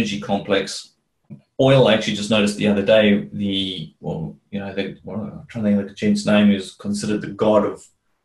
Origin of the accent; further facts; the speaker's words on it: South Africa; moved away; because I come from South Africa, that was where I was originally from.